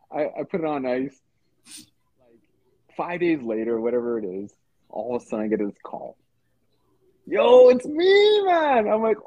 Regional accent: Edmonton, Alberta, Canada; I'm from Edmonton.

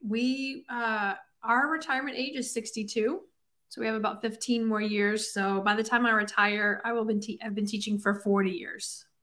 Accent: Alabama, United States; accent: Southern; moved away as an adult; I am from Alabama

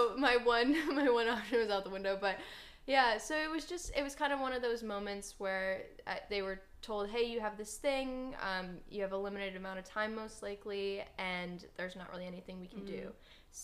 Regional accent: Minnesota, United States; now in Los Angeles, United States; I'm from Minnesota originally, and when I was 13 years old

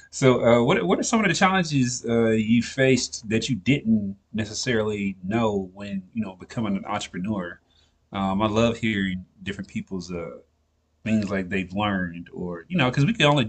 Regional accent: Nashville, Tennessee, United States; moved away as an adult; also born or lived in Fort Valley, Georgia; I'm originally from Nashville, Tennessee. And I went to a school that's in Fort Valley, Georgia

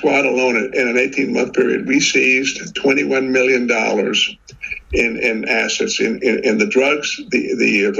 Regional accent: South Texas, United States; I'm from South Texas

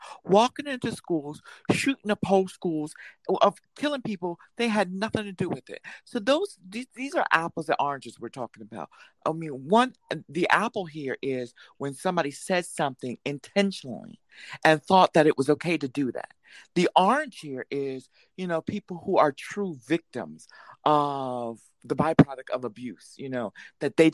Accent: Camden, New Jersey, United States; growing up in Camden

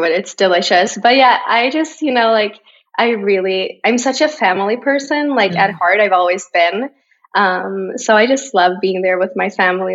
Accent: Borås, Västra Götaland, Sweden; English is a second language; now in Stockholm, Sweden; So 4 hours away on the other side of Sweden is my hometown, Borås, a very tiny town.

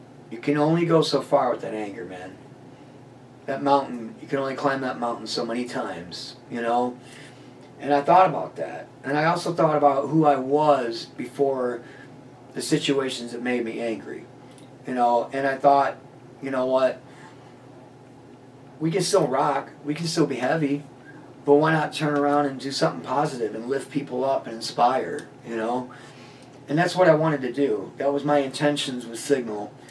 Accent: Chesterton, Indiana, United States; also born or lived in Valparaiso, Indiana; I'm from Chesterton, Valpo area

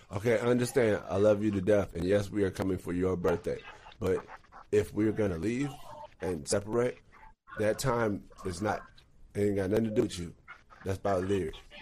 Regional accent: Texas, United States; I grew up in Texas

